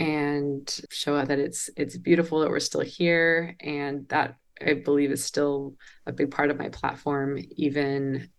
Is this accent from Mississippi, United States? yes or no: no; suburbs of Seattle, Washington, United States; I grew up in the suburbs of Seattle.